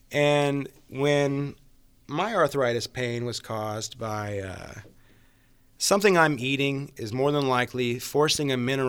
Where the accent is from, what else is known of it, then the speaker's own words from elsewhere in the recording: Napa, California, United States; I mean, I grew up in Napa. We were afraid of Vallejo.